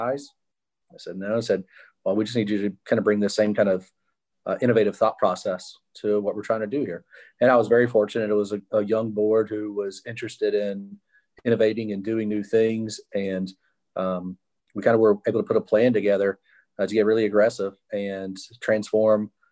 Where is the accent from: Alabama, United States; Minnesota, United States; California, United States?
Alabama, United States; Mobile; I was born here in Mobile and grew up in the public school system